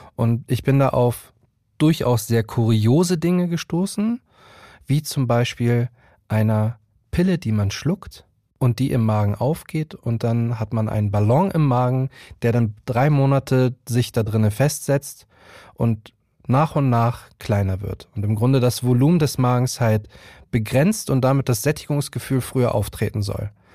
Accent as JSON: {"language": "German", "region": "Hamburg", "country": "Germany", "tie": "born or raised there", "moved": "yes", "lives_now": "Berlin, Germany", "said": "ich bin 35 Jahre alt und gebürtiger Hamburger und lebe mittlerweile in Berlin"}